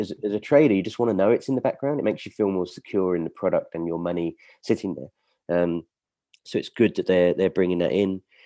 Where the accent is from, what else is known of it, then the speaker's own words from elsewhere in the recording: United Kingdom; we're all British